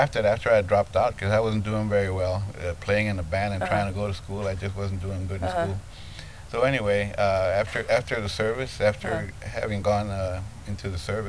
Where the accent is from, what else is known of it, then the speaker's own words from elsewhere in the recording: Del Rio, Texas, United States; moved away; also born or lived in Austin, Texas; I was born in Del Rio, Texas.